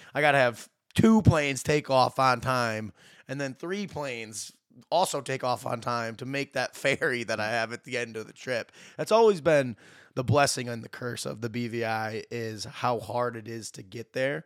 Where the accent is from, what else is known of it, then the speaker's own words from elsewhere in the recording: Dexter, Michigan, United States; moved away as an adult; now in British Virgin Islands; I am from Dexter, Michigan, just outside Ann Arbor, born and raised here.